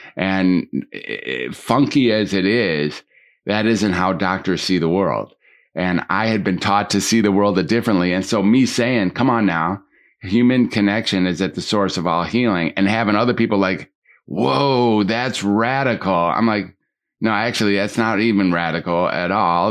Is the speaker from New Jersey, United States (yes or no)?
no; Detroit, Michigan, United States; I was growing up in Detroit